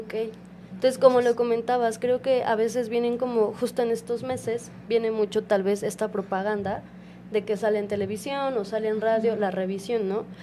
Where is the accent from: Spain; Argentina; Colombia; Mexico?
Mexico; como población mexicana